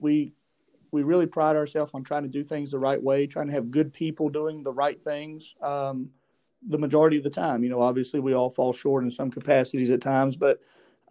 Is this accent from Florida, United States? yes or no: no; Grundy, Virginia, United States; I'm from Grundy originally, graduated from Grundy Senior High School